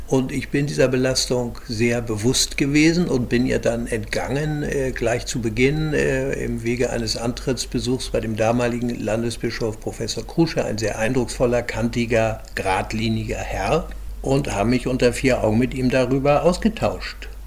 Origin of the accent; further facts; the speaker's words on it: Hamburg, Germany; musste dann über Jahre lernen als Hamburger Jung, der so lange im Rathaus war und so viele Kämpfe bestanden hat.